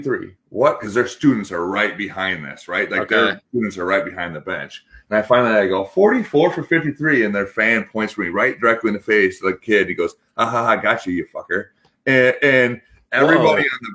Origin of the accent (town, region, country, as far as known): Iowa, United States; also born or lived in Switzerland